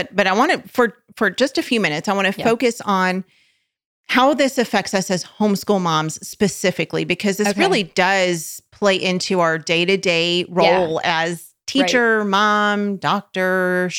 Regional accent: California, United States; now in Oklahoma, United States; Actually, we call ourselves Oklahomies because we're from California.

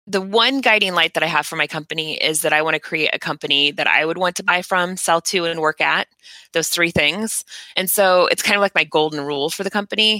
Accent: Indiana, United States; now in California, United States; I'm from Indiana. And we don't have coffee there

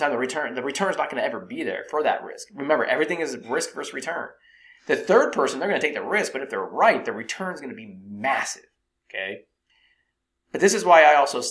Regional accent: Silicon Valley, California, United States; growing up in Silicon Valley, I met a lot of people that worked at Apple

